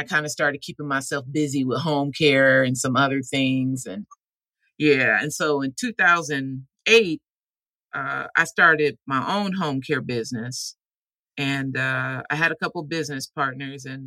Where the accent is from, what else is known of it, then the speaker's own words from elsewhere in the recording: Omaha, Nebraska, United States; moved away as an adult; I'm from Omaha, Nebraska. I was born there